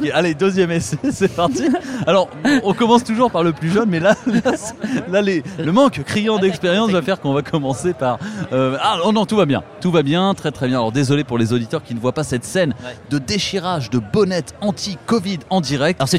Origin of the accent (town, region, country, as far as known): Limoges, Nouvelle-Aquitaine, France; moved away as an adult; now in Toulouse, France